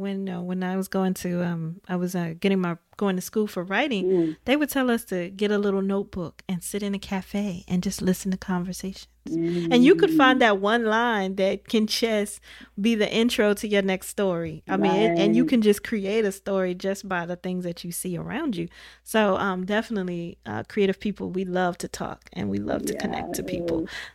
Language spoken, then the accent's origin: English; Midwest, United States; because I was from the Midwest. You know, we had the steel mill back home